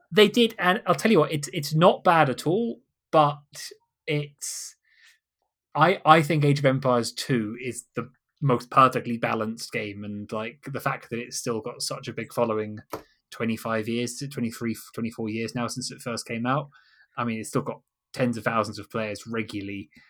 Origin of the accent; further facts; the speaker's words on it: Kent, Canterbury area, South East England, United Kingdom; now in London, United Kingdom; I'm originally from Kent in, uh, Canterbury area.